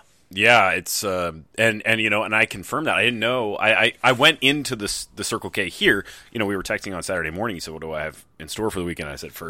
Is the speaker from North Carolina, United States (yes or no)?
yes; North Carolina, United States; growing up in North Carolina